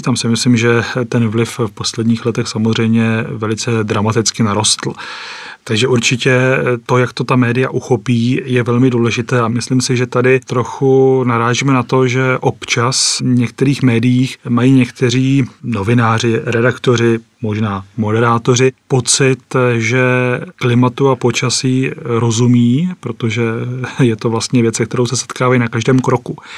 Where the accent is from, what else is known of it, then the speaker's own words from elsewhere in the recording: Třebíč area, Vysočina Region, Czechia; z Vysočiny pocházím ze Střebícka